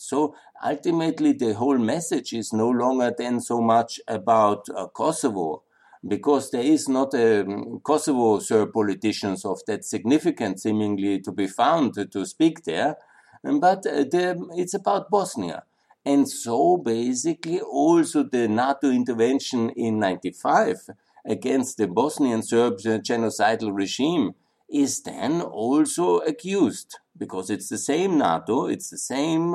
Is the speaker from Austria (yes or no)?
yes; Linz, Upper Austria, Austria; in Linz, my hometown, was completely destroyed